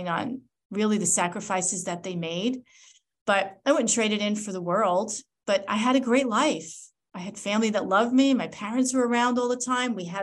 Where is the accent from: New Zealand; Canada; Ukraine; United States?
United States; Long Island, New York; also born or lived in Michigan; I grew up on Long Island, New York